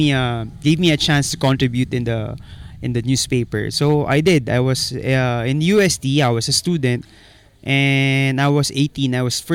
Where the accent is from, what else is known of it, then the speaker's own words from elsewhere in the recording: Manila, Metro Manila, Philippines; Like, I grew up in Divisoria, where yung Bawangan, Sibuyas, kanyan.